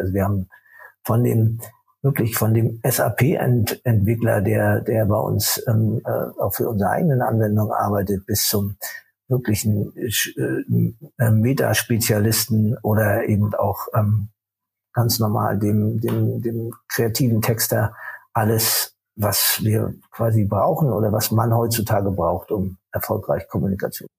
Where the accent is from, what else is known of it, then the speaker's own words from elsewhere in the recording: Rostock, Mecklenburg-Vorpommern, Germany; Ich bin äh, in Rostock geboren